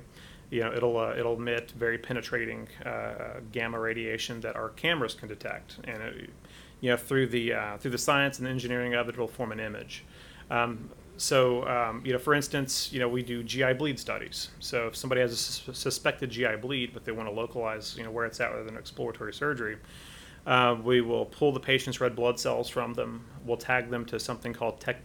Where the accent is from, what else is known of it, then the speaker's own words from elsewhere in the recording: Athens, Alabama, United States; moved away as an adult; also born or lived in Decatur, Alabama / Chicago / Michigan / Phoenix; I was born in Decatur, Alabama. Grew up in a little town north of there, Athens, Alabama, kind of west of Huntsville